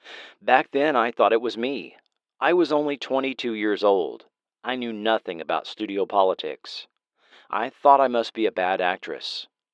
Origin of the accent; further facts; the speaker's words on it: New York, United States; I was young, I was from New York, and like Monique, I didn't know what I was doing.